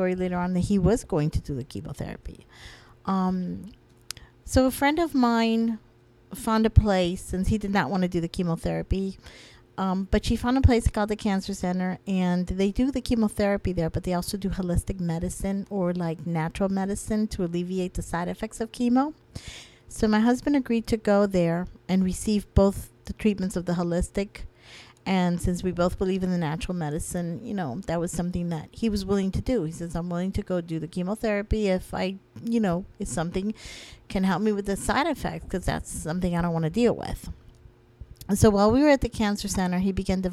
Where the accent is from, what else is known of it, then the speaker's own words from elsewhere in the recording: Florida, United States; I'm not even from Pennsylvania. I'm from Florida.